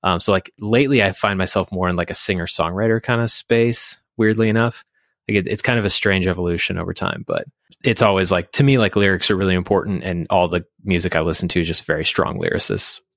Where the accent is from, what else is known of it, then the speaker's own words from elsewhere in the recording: Fort Collins, Colorado, United States; now in Thornton, United States; I grew up in Fort Collins, actually, near the studio